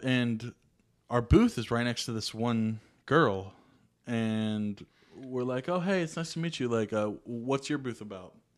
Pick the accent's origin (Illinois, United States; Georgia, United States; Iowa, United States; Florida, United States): Georgia, United States; Atlanta; I'm from Atlanta